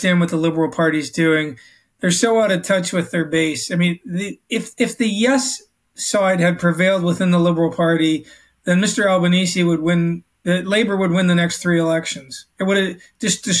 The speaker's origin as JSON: {"language": "English", "country": "Canada", "tie": "born or raised there", "moved": "yes", "lives_now": "Australia", "said": "I'm Canadian, native born Canadian"}